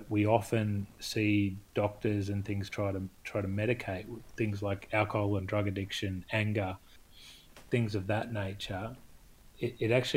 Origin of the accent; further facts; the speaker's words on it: Australia; growing up in Australia